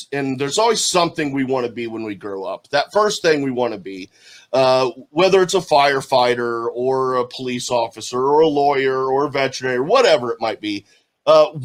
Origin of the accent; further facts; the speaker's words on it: Ohio, United States; I'm from Ohio, and I'm closer to Cincinnati than I am to Cleveland.